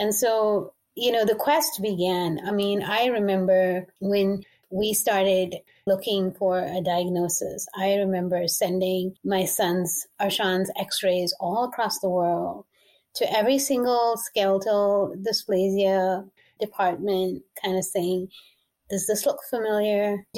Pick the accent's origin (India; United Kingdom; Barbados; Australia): India; also born or lived in Middle East; I grew up in the Middle East, but I'm Asian, so I'm Indian.